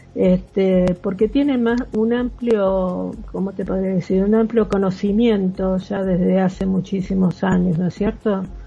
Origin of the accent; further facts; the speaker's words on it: Argentina; moved away; yo soy argentina